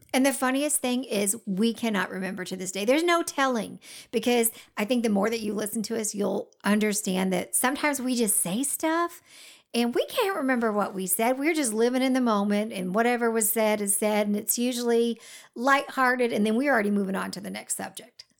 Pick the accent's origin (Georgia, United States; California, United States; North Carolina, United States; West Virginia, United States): Georgia, United States; accent: Southern